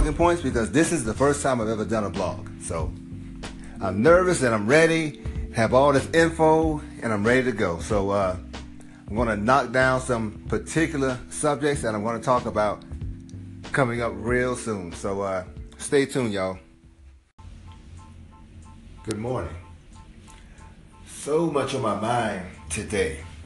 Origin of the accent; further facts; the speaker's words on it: Georgia, United States; I'm from Georgia. I was raised in the South